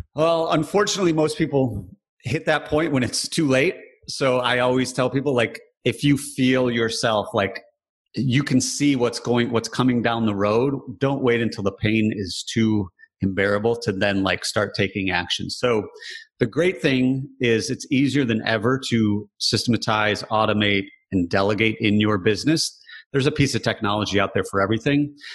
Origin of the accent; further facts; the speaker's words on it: Michigan, United States; Growing up in Michigan, very blue collar